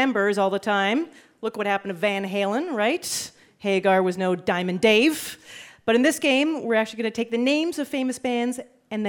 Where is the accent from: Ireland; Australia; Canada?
Canada; now in United States; As a Canadian